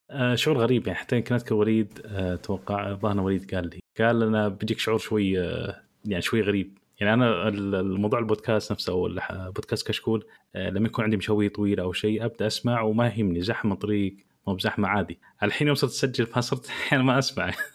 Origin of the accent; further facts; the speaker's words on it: Saudi Arabia; عندنا في السعوديه